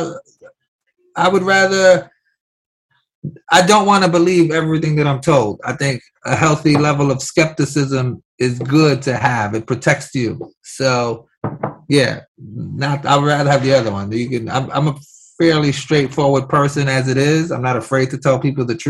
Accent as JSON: {"language": "English", "town": "New York City", "region": "New York", "country": "United States", "tie": "born or raised there", "said": "I grew up in New York City"}